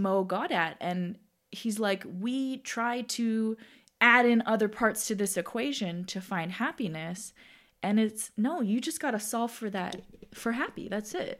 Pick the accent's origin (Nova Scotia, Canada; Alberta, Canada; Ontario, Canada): Ontario, Canada; Toronto; I was born and raised in Toronto